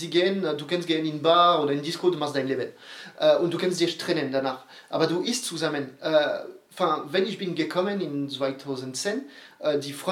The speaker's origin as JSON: {"language": "German", "town": "Bordeaux", "region": "Nouvelle-Aquitaine", "country": "France", "second_language": "German", "said": "Aber das ist gleich, wir kommen aus Bordeaux, du, äh, du wohnst äh, alle drei Kilometer maximal aus einem Weingut"}